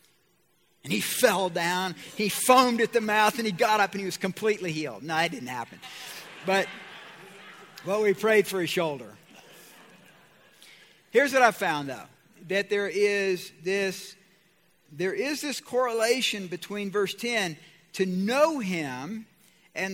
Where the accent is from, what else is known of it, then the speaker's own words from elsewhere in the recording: Georgia, United States; I'm from Georgia